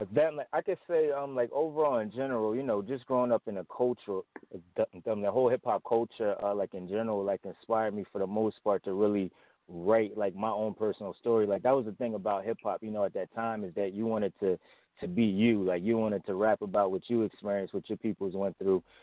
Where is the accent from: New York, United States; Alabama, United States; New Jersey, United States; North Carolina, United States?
New Jersey, United States; Willingboro; moved away as an adult; also born or lived in Camden, New Jersey; now in Philadelphia, United States; originally from Willingboro, uh, New Jersey, South Jersey, Camden area, on and off